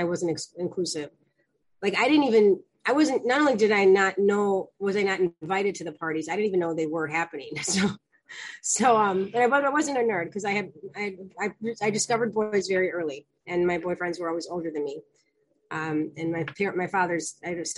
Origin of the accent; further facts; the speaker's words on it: Chicago, Illinois, United States; I'm from Chicago, and I'm the youngest of four